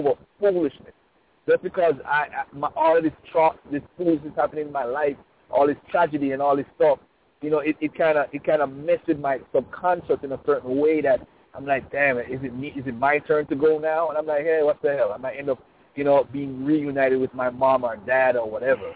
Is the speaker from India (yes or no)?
no; Jamaica; I'm from Jamaica